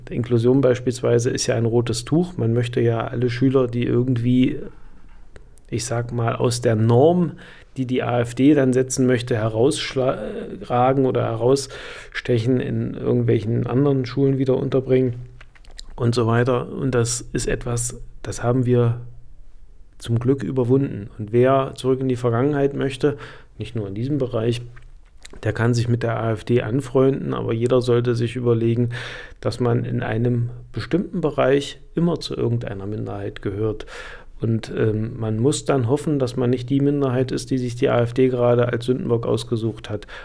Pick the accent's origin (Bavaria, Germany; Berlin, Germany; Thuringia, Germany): Thuringia, Germany; Weimar; Wir haben in Weimar, ich komme ja aus Weimar